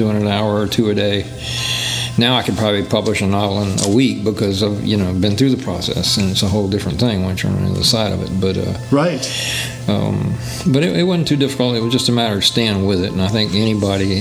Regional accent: Lafayette, Louisiana, United States; I'm from Lafayette, Louisiana

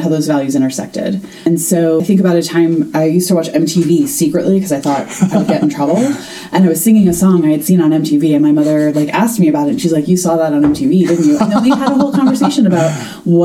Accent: near West Point, outside of New York City, United States; I grew up outside of New York City

